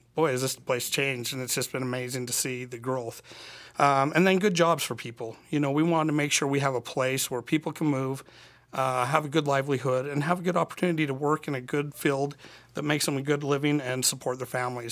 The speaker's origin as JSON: {"language": "English", "town": "Annabella", "region": "Utah", "country": "United States", "tie": "born or raised there", "moved": "as an adult", "lives_now": "Cedar City, United States", "said": "I'm from Annabelle, Utah. Uh, I was there until I was eighteen"}